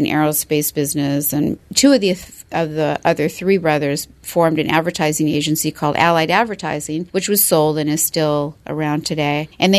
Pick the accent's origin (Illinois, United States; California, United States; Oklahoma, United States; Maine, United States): California, United States; Los Angeles; I grew up in Pacific Palisades